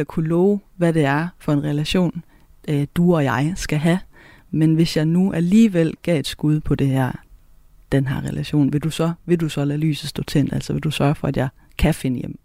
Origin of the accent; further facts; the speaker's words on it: Southern Jutland, Southern Denmark, Denmark; accent: Southern Jutlandic; first language Southern Jutlandic; der, hvor jeg kommer fra, der, der, der har vi mange ord for mange ting på sønderjysk